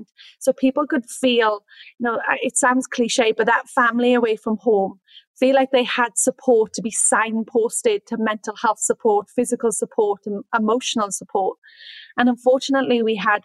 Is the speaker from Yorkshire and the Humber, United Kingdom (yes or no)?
no; Wales, United Kingdom; moved away as an adult; also born or lived in Sydney, Australia; now in Orange, Australia; I'm from Wales. And I came to Australia in 2013 as a young, ambitious backpacker